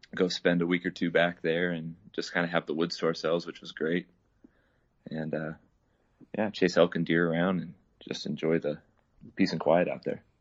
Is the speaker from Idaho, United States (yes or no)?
yes; Idaho, United States; I was born and raised up here in Idaho, and currently living in Twin Falls.